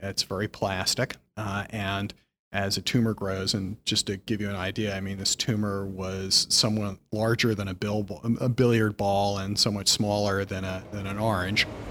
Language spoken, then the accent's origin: English; Philadelphia, Pennsylvania, United States; moved away as an adult; also born or lived in Hartford, Connecticut; now in New York, United States; I grew up in Philadelphia, not so far from New York.